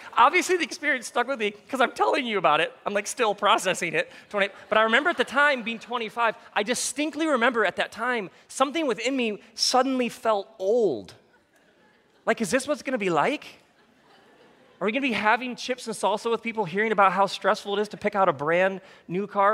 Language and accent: English; Michigan, United States; I grew up in Michigan